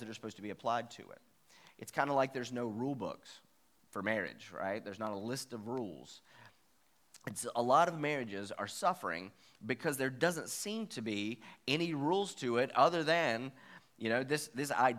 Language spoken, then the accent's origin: English; West Virginia, United States; I am from West Virginia